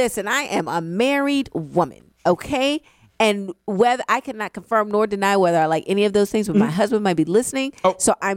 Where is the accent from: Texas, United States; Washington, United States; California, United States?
Texas, United States; I'm from Texas.